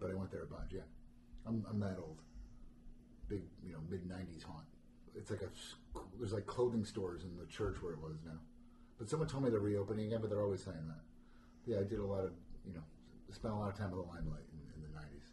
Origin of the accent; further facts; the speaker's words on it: New Jersey, United States; I'm from New Jersey